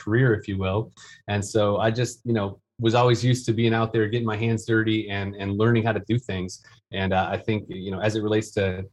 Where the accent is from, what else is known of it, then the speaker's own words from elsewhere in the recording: Detroit, Michigan, United States; now in Greenville, United States; I'm originally from Detroit area of Michigan.